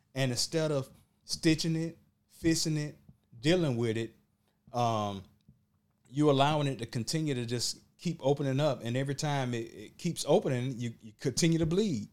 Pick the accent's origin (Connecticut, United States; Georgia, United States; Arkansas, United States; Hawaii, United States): Georgia, United States; Burke County; I'm from Burke County